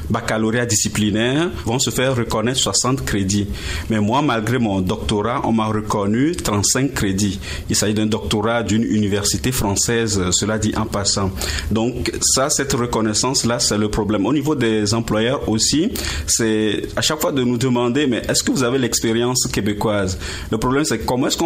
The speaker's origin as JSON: {"language": "French", "country": "France", "moved": "yes", "lives_now": "Gatineau, Canada", "said": "j'ai quitté la France en 2009 avec ma famille, et nous sommes installés quelques mois à Montréal avant de partir en région à Gatineau."}